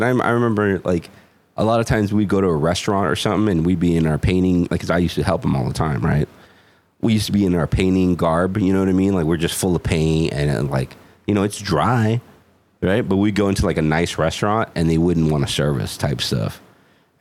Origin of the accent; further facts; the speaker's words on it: San Jose, California, United States; I'm born and raised in San Jose